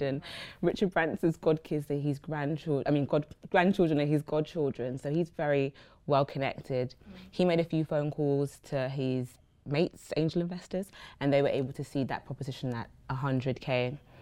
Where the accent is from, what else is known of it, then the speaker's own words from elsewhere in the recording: London, United Kingdom; we grew up born and raised in Brixton